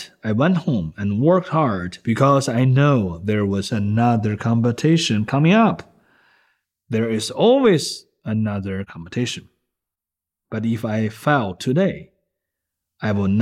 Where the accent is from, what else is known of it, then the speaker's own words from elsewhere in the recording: China; moved away; also born or lived in Philadelphia, United States; I was born and raised in China